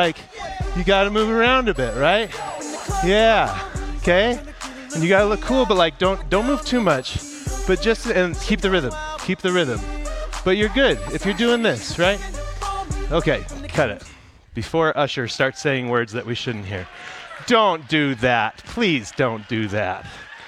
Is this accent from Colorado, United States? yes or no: yes; Broomfield, Colorado, United States; I grew up right here in Broomfield, and growing up in the suburbs is an interesting experience